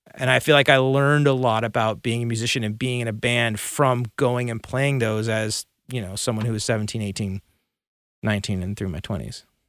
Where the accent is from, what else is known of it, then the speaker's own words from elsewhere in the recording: Burbank, California, United States; also born or lived in Santa Monica, California; I grew up in Burbank